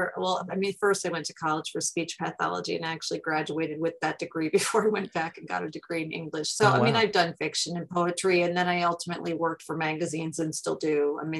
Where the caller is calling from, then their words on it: New York, United States; Western New York, which is near Buffalo.